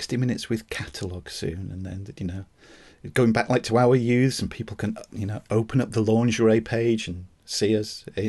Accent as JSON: {"language": "English", "country": "United Kingdom", "said": "the joys of being British with permanently white legs all the time."}